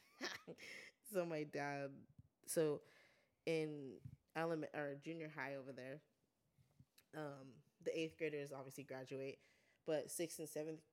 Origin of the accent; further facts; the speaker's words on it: Guadalupe, California, United States; also born or lived in Santa Maria, California; I grew up in Guad, which is a small town